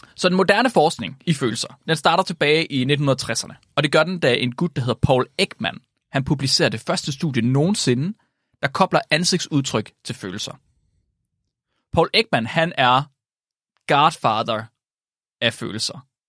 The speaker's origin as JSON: {"language": "Danish", "region": "West Jutlander", "country": "Denmark", "said": "som vestjyde"}